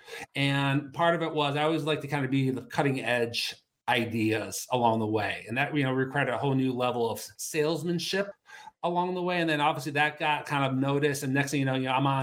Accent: Cleveland, Ohio, United States; moved away as an adult; also born or lived in Denver; we came back here to Cleveland, which is my hometown

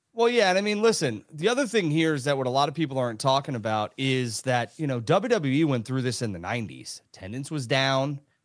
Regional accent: New York, United States; I'm from New York

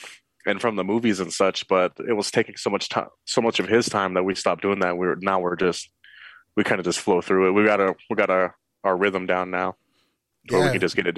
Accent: Reno, Nevada, United States; I am from Reno, Nevada

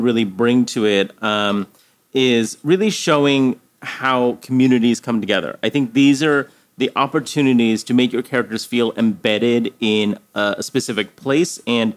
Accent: United States; both as an American and, you know, coming with my parents coming from Korea

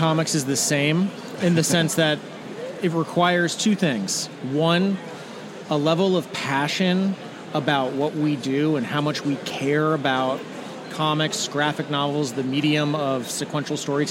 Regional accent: Maryland, United States; moved away as an adult; are both Maryland boys

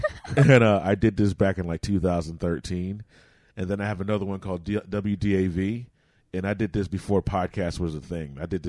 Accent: Florida, United States; because I'm from Florida, man

